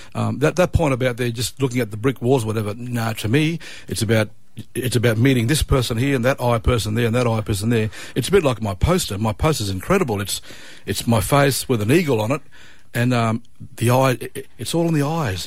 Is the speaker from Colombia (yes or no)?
no; Cairns, Queensland, Australia; I grew up in Cairns